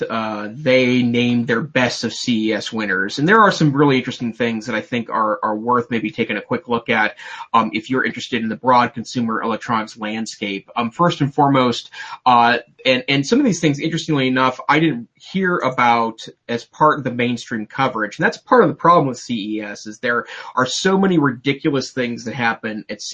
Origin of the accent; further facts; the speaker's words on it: Montana, United States; I'm from Montana